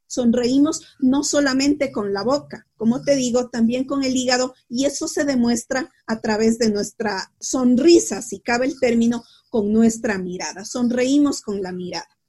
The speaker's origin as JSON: {"language": "Spanish", "town": "Quito", "region": "Pichincha", "country": "Ecuador", "also_born_or_lived": "La Plata, Argentina", "said": "soy de Quito, yo vivo en Quito"}